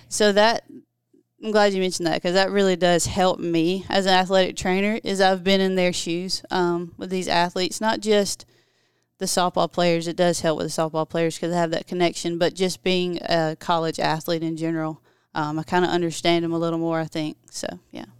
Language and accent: English; Ashburn, Georgia, United States; also born or lived in Valdosta, Georgia; I'm actually from Turner County, Georgia, very small, if anybody knows where that's at. It's Ashburn